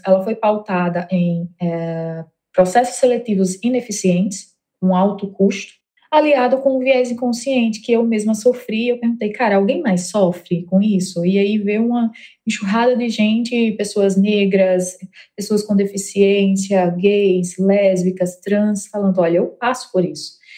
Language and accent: Portuguese; Mossoró, Rio Grande do Norte, Brazil; moved away as an adult; now in São Paulo, Brazil; como vocês estão percebendo aí meu sotaque, eu sou potiguar, natural de Mossoró.